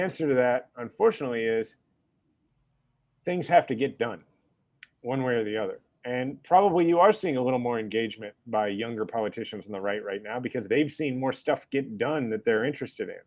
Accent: Kansas City, Kansas, United States; also born or lived in Washington, D.C.; I was born in Kansas, grew up in the suburbs of Kansas City on the Kansas side, and then, you know, moved to Missouri, where my family's always been from, which is to say I moved like 4 miles

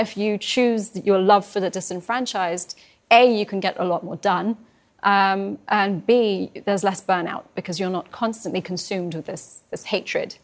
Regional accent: London, United Kingdom; also born or lived in Iran; I was born in Iran twenty days when, uh, uh, after the revolution, my parents had to escape. They were, um, political refugees opposed the Islamic Republic. Um, and I grew up in London

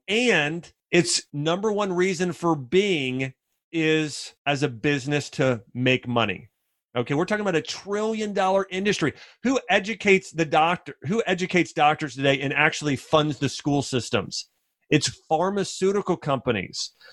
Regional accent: Ohio, United States; moved away as an adult; also born or lived in Nashville; Now I grew up in the North in Ohio

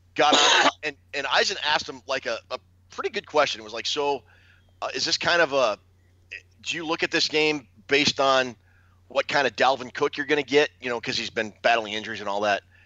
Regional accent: Minnesota, United States; I cheer for the Gophers because they're my home state team

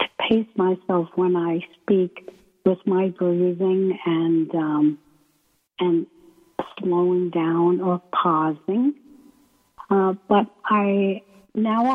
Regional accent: Maine, United States; moved away as an adult; also born or lived in San Francisco; I come from Maine

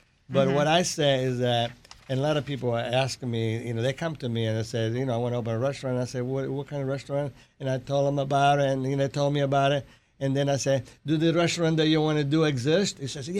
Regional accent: Sicily, Italy; moved away; In Sicily, we make pizza inside the trays.

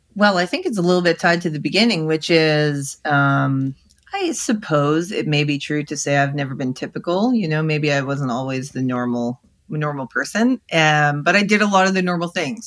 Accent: Canada; I'm Canadian

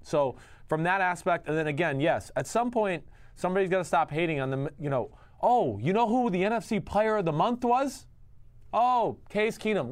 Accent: New Jersey, United States; moved away as an adult; also born or lived in Texas; I'm from New Jersey

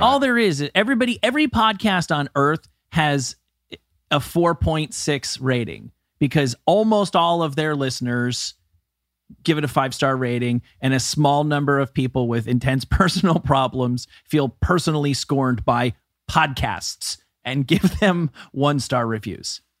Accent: New Jersey, United States; Kevin and I come from New Jersey

